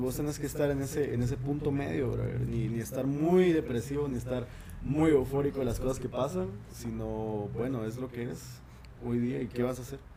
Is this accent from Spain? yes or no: no; Guatemala; en mi país tenemos varias residencias